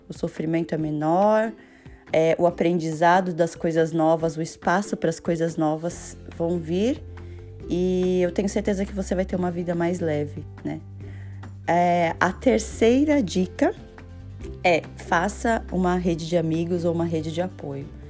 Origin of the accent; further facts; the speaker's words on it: Brazil; moved away; eu falo do Brasil porque eu sou brasileira